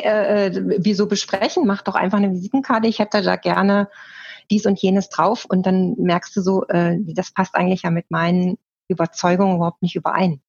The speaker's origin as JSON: {"language": "German", "town": "Bergisch Gladbach", "region": "North Rhine-Westphalia", "country": "Germany", "also_born_or_lived": "northern Germany / Hildesheim", "moved": "yes", "lives_now": "Leonberg, Germany", "said": "ich komme nämlich auch aus Nordrhein-Westfalen. Ja. Ähm, aber nicht aus dem Ruhrgebiet, so wie du, sondern aus Bergisch Gladbach"}